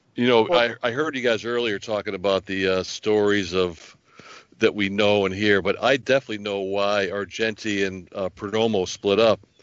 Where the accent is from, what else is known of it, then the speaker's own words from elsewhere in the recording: Hartford, Connecticut, United States; moved away as an adult; also born or lived in Bloomfield, Connecticut; now in New Hampshire, United States; we grew up in Hartford, Connecticut, and uh, most of my family stayed in Connecticut.